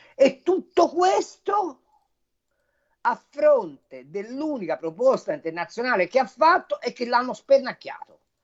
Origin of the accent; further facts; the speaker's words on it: Tuscany, Italy; io sono toscano